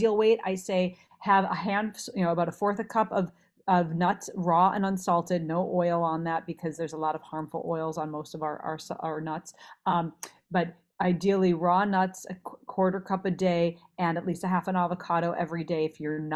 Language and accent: English; Minnesota, United States; moved away as an adult; also born or lived in Los Angeles; I grew up in Minnesota, so I ate a lot of red meat growing up